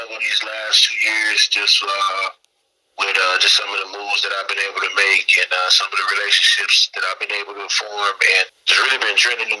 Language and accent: English; Midwest, United States; Again, I wear my Midwest on my sleeve, letting everybody know where I'm from, and let everybody know what I'm rapping.